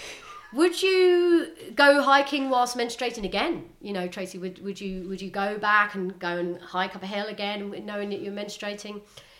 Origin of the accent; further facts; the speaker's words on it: Northern Ireland, United Kingdom; look, I'm from Northern Ireland, you know, I'm used to, like, I've never, ever been in this situation.